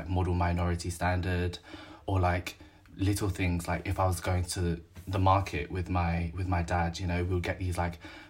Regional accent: London, United Kingdom; I'm from Southeast London. I'm Chinese. Born and bred in London, very proud Londoner

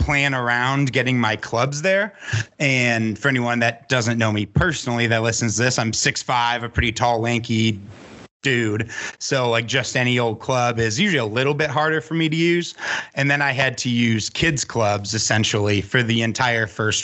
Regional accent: Chicago, Illinois, United States; moved away; I grew up in the Chicagoland area

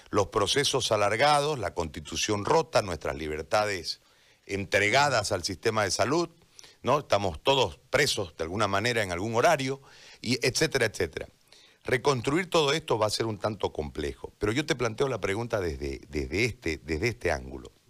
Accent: Bolivia; ¿cómo podemos garantizar como bolivianos que después de haber salido a las calles, después de haber denunciado el fraude, después de todo lo que pasó

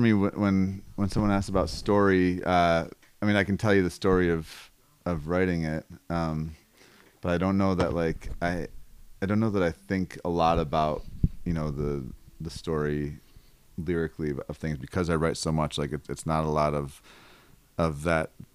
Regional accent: Buffalo, New York, United States; also born or lived in Los Angeles, California; now in Senoia, United States; I'm originally from Buffalo, New York

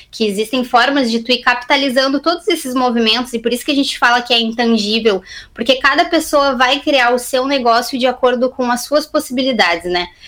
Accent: Camaquã, Rio Grande do Sul, Brazil; anteriormente, quando eu saí de Camacuã, como muitas pessoas que moram aí na cidade, né, eu fui inicialmente fazer faculdade de nutrição na Universidade Federal de Pelotas

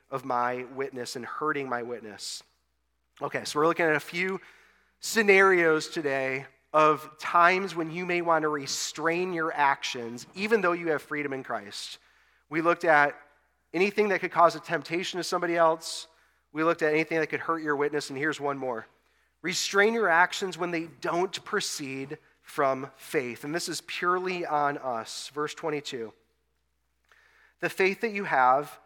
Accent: West Bloomfield, Michigan, United States; moved away as an adult; also born or lived in Austin, Texas; back to my hometown here in West Bloomfield to plant a church

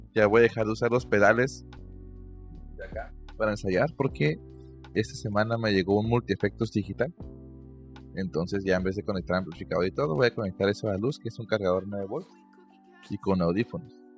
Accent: Mexico; yo como mexicano promedio

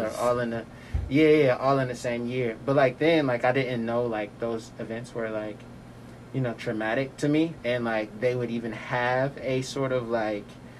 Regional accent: Chicago, Illinois, United States; moved away as an adult; Born and raised in Chicago, Illinois.

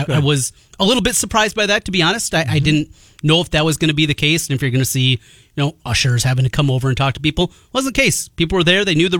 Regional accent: Osage, Iowa, United States; There's a young man, in fact, that from Osage, my hometown

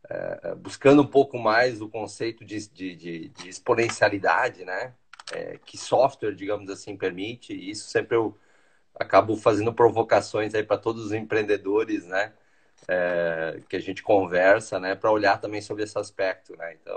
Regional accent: Teutônia, Rio Grande do Sul, Brazil; eu sou de Teutônia, né? Eu sou, como fala, eu sou alemãozinho de Teutônia, né? Então, lá do interiorzinho

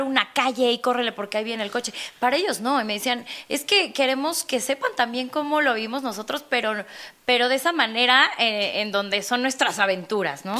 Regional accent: Mexico; como mexicana

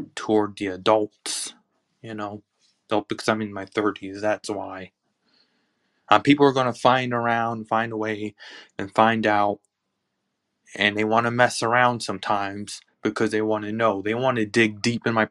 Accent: Palmdale, California, United States; I'm from Palmdale, California

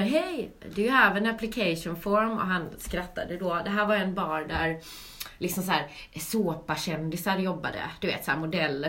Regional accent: Gothenburg, Västra Götaland, Sweden; moved away as an adult; also born or lived in London; now in Stockholm, Sweden; jag är från Göteborg mm. Eh, och har bott i Göteborg tills jag var 19

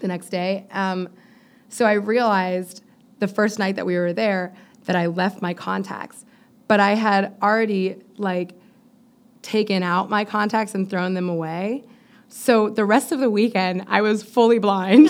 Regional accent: Miami, Florida, United States; moved away; I'm from Miami

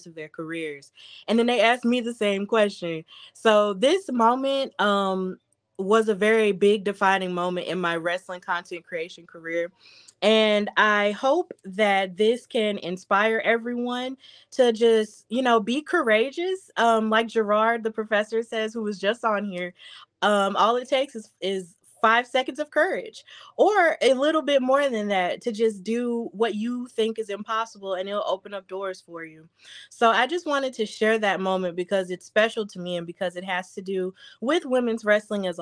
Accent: Birmingham, Alabama, United States; Birmingham, my hometown

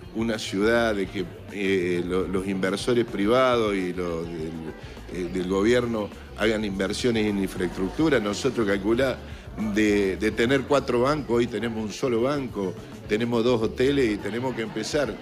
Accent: Justo Daract, San Luis, Argentina; yo soy de Justo Darac, San Luis

